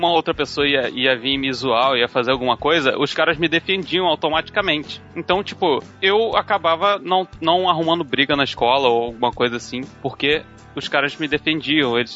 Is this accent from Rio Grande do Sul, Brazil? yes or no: yes; Rio Grande do Sul, Brazil; moved away; minha infância foi no Rio Grande do Sul